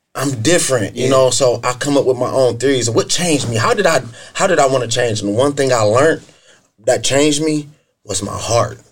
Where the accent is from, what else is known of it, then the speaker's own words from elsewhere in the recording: Akron, Ohio, United States; I'm from Akron east side of Akron specifically. I grew up in the inner city in the Joy Park area and also in the Goodyear Heights area